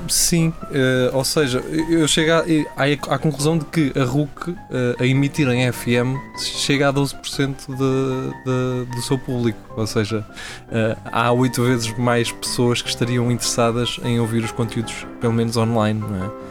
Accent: Portugal; Somos nós a olhar para o nosso reflexo e nosso reflexo enquanto quatro amigos, enquanto portugueses

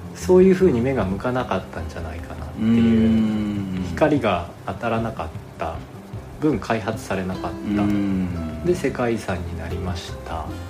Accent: Ishikawa, Japan; moved away as an adult; now in Yamanashi, Japan; 出身はね石川県です

